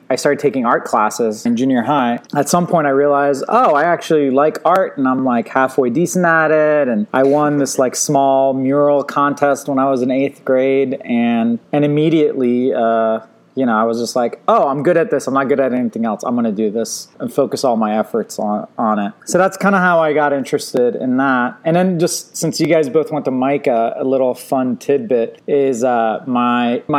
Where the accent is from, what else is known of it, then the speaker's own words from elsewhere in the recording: right outside of DC, Virginia, United States; also born or lived in Iran; I grew up, I was born in Iran, moved to Virginia right outside of DC when I was about like 5 or 6